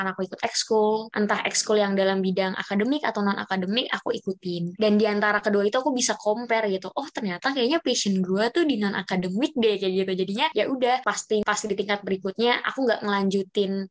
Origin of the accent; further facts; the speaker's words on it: North Jakarta, Jakarta, Indonesia; now in Bogor, Indonesia; aku jadi nggak bisa pulang ke tempat asalku yaitu di Jakarta Utara, makanya aku tetap stay di Bogor.